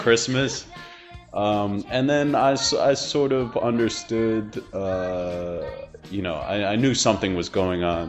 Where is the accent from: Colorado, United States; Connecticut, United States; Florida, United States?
Connecticut, United States; I am from Connecticut uh, within the United States of America